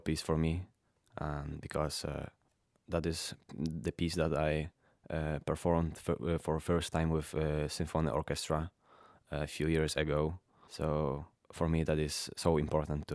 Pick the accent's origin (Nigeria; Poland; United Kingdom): Poland; Wodzisław Śląski, Silesian Voivodeship; My hometown. I'm from Wodzisław Śląski, that is a small city near Katowice in Poland, that is in Silesia.